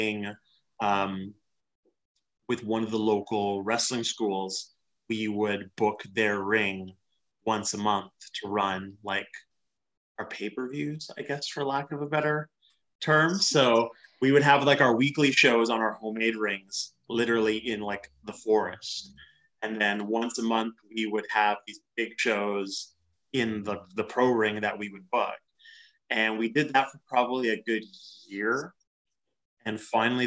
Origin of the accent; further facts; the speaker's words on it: Western Canada, Canada; growing up in Western Canada